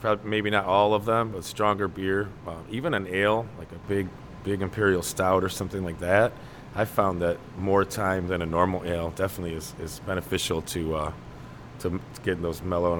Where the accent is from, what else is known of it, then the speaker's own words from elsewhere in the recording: United States; So we're American, though